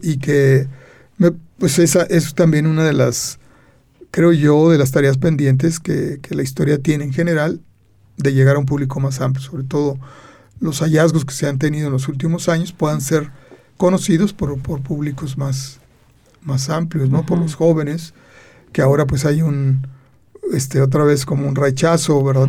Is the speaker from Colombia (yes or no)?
no; Aguascalientes, Mexico; somos de Aguascalientes